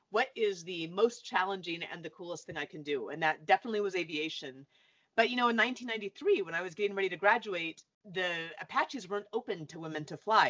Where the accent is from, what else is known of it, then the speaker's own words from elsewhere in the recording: Anchorage, Alaska, United States; moved away as an adult; now in North Central Washington, United States; I'm from Alaska. I grew up in Anchorage, actually